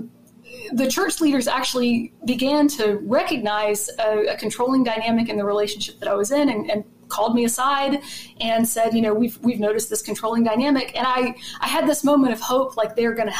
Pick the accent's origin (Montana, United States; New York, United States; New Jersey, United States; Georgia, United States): Georgia, United States; Macon; now in Athens, United States; I'm from Macon, Georgia originally.